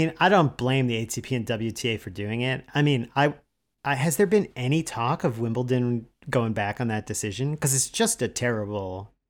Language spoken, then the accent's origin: English; United States; as an American traveling during like the George Bush years